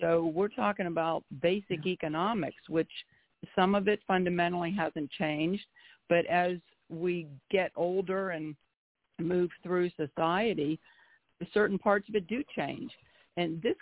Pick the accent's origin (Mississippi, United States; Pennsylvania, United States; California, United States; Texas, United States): Pennsylvania, United States; moved away; I am originally from Pennsylvania, so I grew up in with good stock